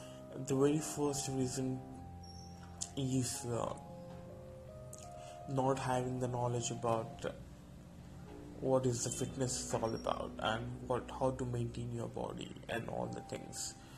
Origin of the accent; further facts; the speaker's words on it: India; I'm talking about Indian people, because I hail from India